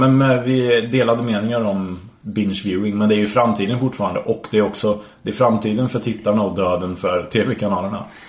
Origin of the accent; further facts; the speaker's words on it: Värmland, Sweden; jag är från Värmland